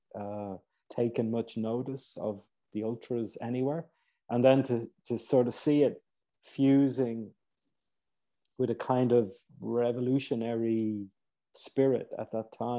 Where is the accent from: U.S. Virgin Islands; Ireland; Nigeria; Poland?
Ireland; moved away; also born or lived in Cairo, Egypt; I'm originally Irish